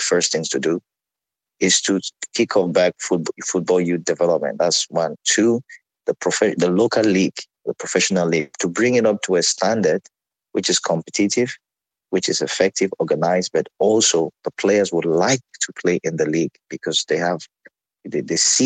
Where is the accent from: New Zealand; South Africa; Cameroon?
Cameroon; moved away; growing up in Cameroon, we had school football where you could play at the school level.